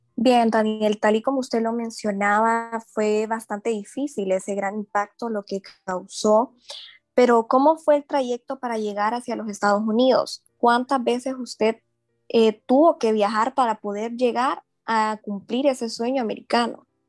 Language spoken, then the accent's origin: Spanish; Honduras; nosotros como hondureños